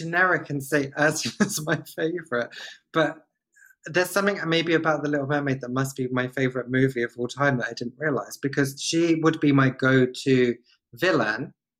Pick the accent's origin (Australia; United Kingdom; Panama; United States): United Kingdom; maybe it's because I'm British